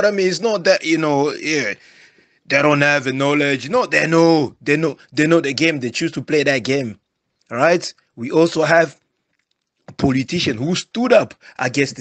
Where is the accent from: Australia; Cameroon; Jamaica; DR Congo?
DR Congo; my president from where I was born in Congo, Felix Tshisekedi